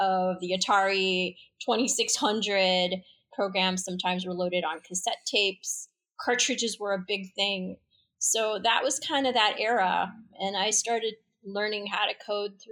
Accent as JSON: {"language": "English", "town": "Chicago", "region": "Illinois", "country": "United States", "tie": "born or raised there", "also_born_or_lived": "Vadodara (Baroda), Gujarat, India", "said": "I came here when I was 18 months old. My father landed in O'Hare Airport in Chicago, and that's where I ended up growing up"}